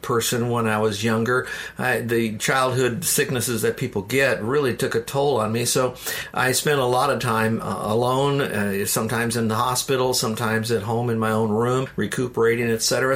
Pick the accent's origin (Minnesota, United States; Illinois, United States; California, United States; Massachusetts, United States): Illinois, United States; Downers Grove; moved away; also born or lived in Florida; I was born in Chicago, a suburb of Chicago called Downers Grove, which is near Wheaton